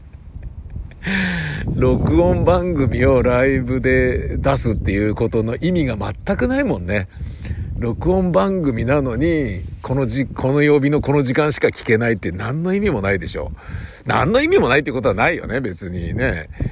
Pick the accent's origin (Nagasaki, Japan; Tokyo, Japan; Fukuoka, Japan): Tokyo, Japan; 東京生まれ東京育ち